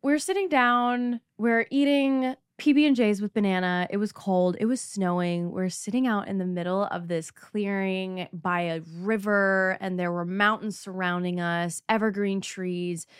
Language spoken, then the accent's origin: English; Canada; I'm from Canada